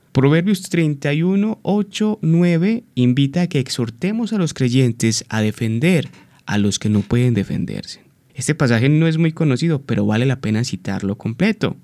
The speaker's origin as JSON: {"language": "Spanish", "country": "Colombia", "said": "nuestra amada Colombia, que soy también colombiano"}